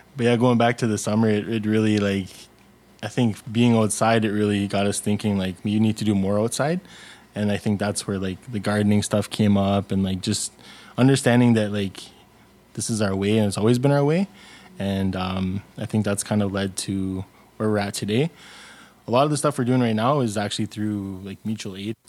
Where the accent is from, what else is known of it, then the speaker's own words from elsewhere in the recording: Sudbury, Ontario, Canada; also born or lived in Algonquin territory (Ottawa area); my family originates from Winnipeg, Kong, First Nation, but I grew up in Sudbury, Ontario